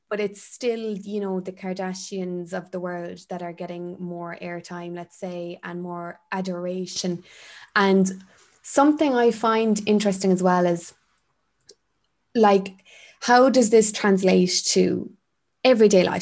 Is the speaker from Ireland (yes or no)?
yes; Ireland; growing up in Ireland